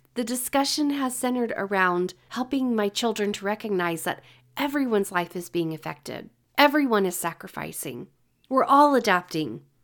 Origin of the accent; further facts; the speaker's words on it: California, United States; moved away; I grew up in California